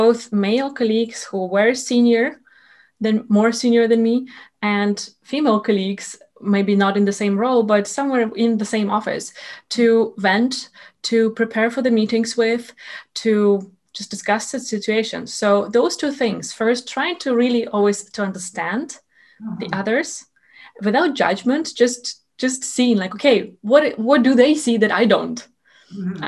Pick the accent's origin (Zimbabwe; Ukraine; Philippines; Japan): Ukraine; moved away as an adult; also born or lived in Sweden; I am originally from Ukraine, and I moved to Sweden to do my master's degree in project management there.